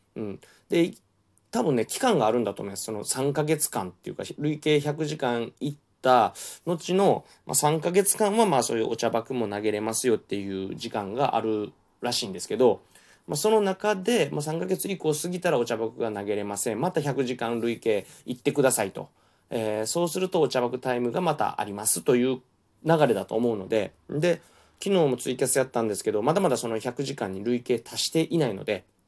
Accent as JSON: {"language": "Japanese", "region": "Kansai", "country": "Japan", "accent": "Kansai-ben", "said": "関西弁のノリ"}